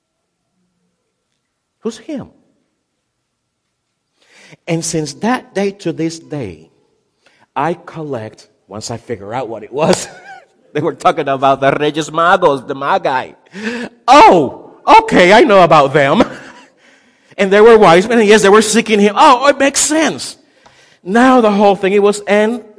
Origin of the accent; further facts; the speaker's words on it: Puerto Rico; moved away as an adult; also born or lived in Ohio; I moved from Puerto Rico to the mainland to become a resident in the state of Ohio